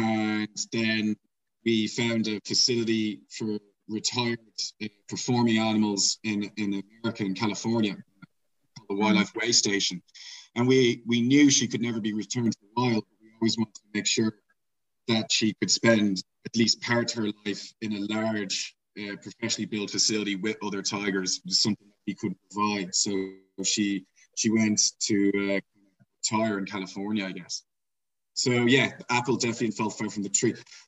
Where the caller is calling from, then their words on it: Pietermaritzburg, KwaZulu-Natal, South Africa; So I'm joining from my office on campus. It's a town called Pietermaritzburg in KwaZulu-Natal. It's the capital of the province